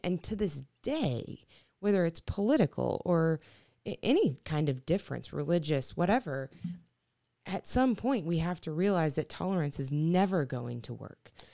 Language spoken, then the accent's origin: English; Arkansas, United States; moved away; my hometown in Arkansas